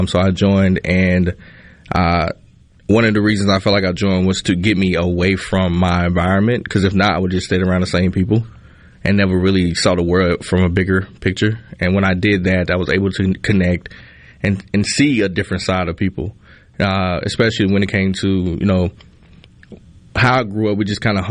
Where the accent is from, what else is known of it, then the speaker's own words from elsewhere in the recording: Kilmichael, Mississippi, United States; moved away as an adult; now in Philadelphia, United States; I grew up in Kilmichael, which is even smaller than Philadelphia